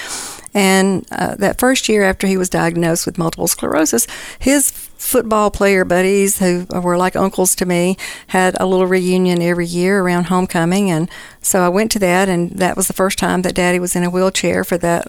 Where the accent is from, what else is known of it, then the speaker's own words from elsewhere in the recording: Simpson County, Mississippi, United States; I was raised in Simpson County